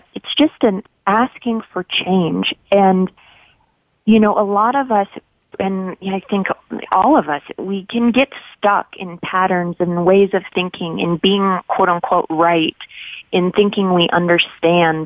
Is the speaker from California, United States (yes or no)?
yes; Los Angeles, California, United States; I grew up in Los Angeles